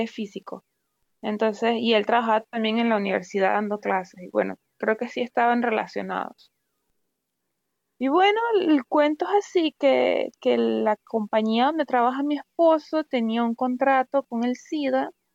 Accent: Valera, Trujillo, Venezuela; moved away as an adult; also born or lived in Mérida, Venezuela; now in Russia; yo nací en Valera, soy andina

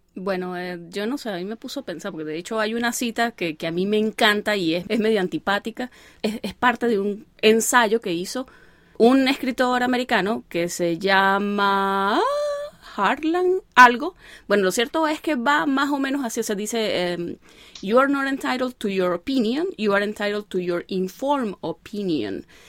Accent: Venezuela; now in United States; uno como venezolano

